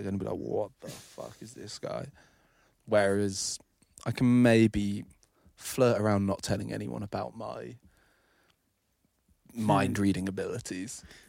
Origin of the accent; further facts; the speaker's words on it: England, United Kingdom; I'm English.